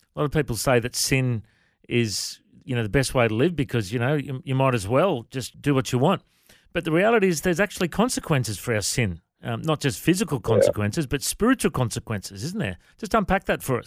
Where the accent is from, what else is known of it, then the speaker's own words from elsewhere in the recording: Coffs Harbour, New South Wales, Australia; you and I grew up in Coffs Harbour